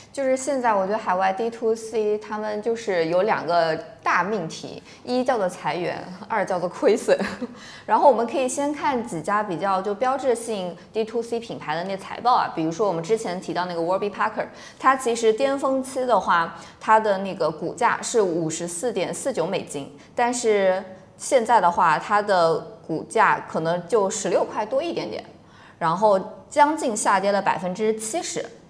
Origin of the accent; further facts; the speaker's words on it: China; 我们中国人